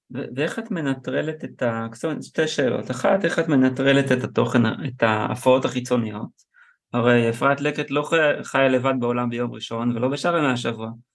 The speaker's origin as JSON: {"language": "Hebrew", "country": "Israel", "tie": "born or raised there", "said": "אני גדלתי, גדלתי בקיבוץ"}